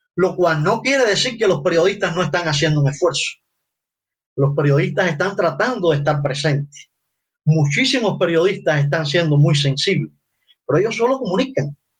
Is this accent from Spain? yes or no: no; Cuba; los cubanos somos capaces de civismo, que los cubanos no estamos tan dañados